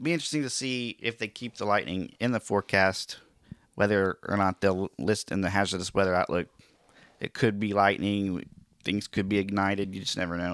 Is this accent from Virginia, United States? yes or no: no; Oklahoma, United States; my home state of Oklahoma